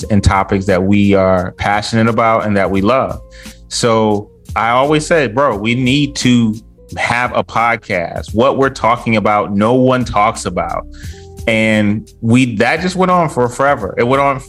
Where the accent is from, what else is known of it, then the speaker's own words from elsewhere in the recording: Detroit, Michigan, United States; I'm from a suburb outside of Detroit.